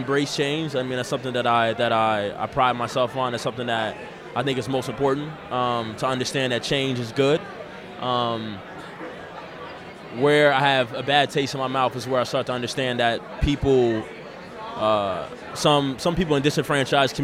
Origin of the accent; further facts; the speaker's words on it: Seattle, Washington, United States; also born or lived in Boston, Massachusetts; I moved to Seattle in the sixth grade in 2000